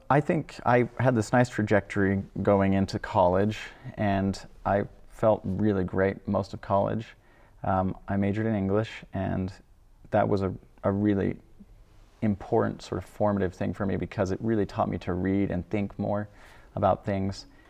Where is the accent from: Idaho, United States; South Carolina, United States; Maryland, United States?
Idaho, United States; also born or lived in Wyoming; I'm from Idaho, I guess. Originally, I was born in Wyoming, but grew up in Idaho